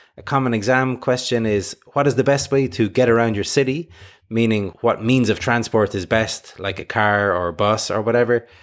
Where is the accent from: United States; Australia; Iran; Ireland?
Ireland; I'm from Ireland and say schedule